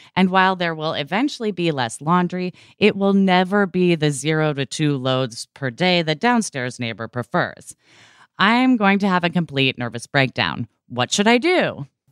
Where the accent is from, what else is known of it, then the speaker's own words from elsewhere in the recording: Portland, Oregon, United States; growing up in Portland, Oregon